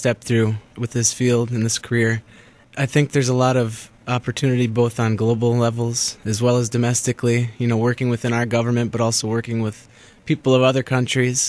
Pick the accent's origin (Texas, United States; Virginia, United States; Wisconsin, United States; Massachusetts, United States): Wisconsin, United States; I grew up in a real rural area in Wisconsin. My hometown had 189 people in it